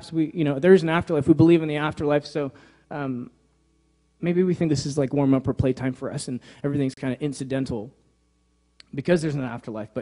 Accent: New York, United States; moved away; I grew up in New York, so my dad's a pastor there

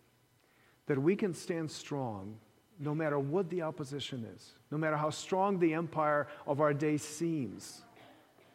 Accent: Ukraine; moved away; Growing up in the Soviet Ukraine

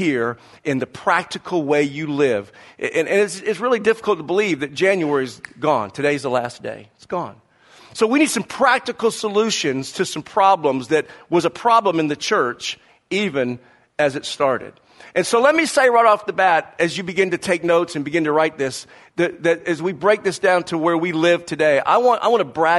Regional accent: the South, United States; growing up in the South with the Southeast Conference in college football

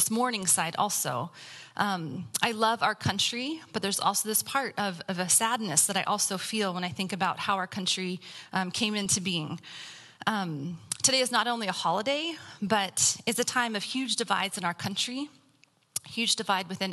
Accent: Central Valley, California, United States; growing up in the Central Valley. It's an agricultural community.

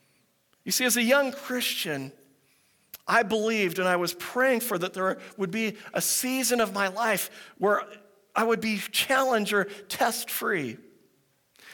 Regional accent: Pacific Northwest, United States; I grew up in the Pacific Northwest

